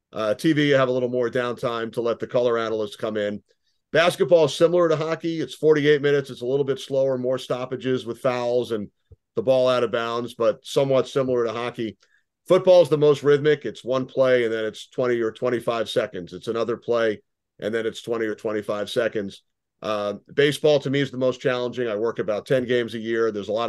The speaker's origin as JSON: {"language": "English", "area": "Long Island", "region": "New York", "country": "United States", "tie": "born or raised there", "said": "Did a lot of sports writing in high school and college for both the school papers and the town paper where I grew up on Long Island."}